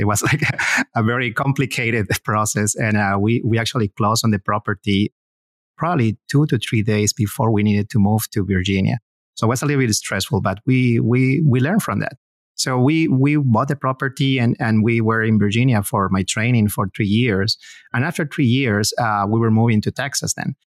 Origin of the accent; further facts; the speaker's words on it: Peru; moved away as an adult; now in United States; My, my wife and I, we both are from Peru.